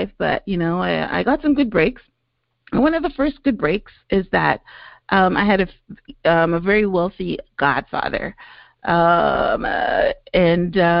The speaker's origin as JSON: {"language": "English", "country": "Guyana", "tie": "born or raised there", "also_born_or_lived": "Canada", "moved": "yes", "lives_now": "United States", "said": "I was born in British Guyana, which is, you know, in South America"}